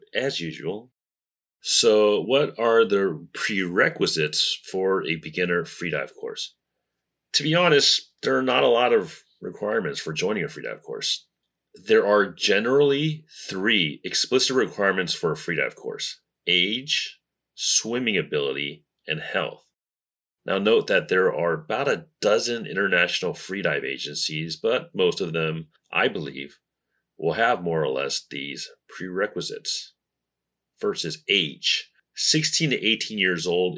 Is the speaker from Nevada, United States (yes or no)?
yes; Las Vegas, Nevada, United States; now in Taiwan; my hometown, the entertainment capital of the world, Las Vegas